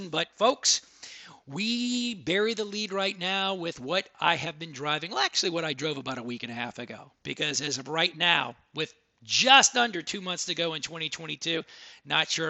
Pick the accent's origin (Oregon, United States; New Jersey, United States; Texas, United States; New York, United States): Texas, United States; because I'm from Texas, I am the …